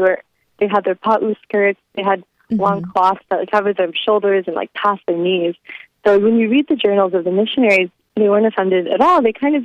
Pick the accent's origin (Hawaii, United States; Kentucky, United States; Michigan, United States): Hawaii, United States; I think after we became a state, we were all so excited. We were kind of getting caught up in being so American. And there was this huge decline in our local identity in Hawaii.